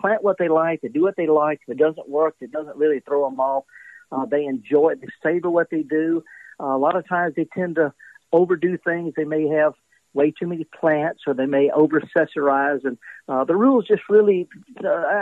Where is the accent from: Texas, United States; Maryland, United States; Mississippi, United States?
Mississippi, United States; I'm born and raised in Mississippi